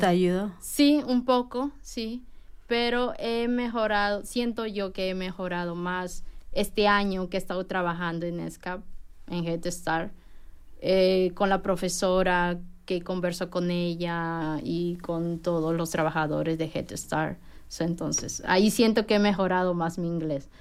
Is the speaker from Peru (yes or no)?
yes; Peru; moved away as an adult; also born or lived in Japan; now in Bloomington, United States; yo soy de Perú